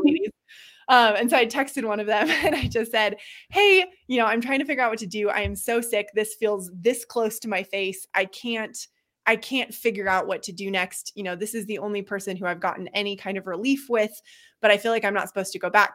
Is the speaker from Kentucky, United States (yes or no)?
no; Boulder, Colorado, United States; also born or lived in Seattle; I grew up in Boulder, kind of right at the edge of open space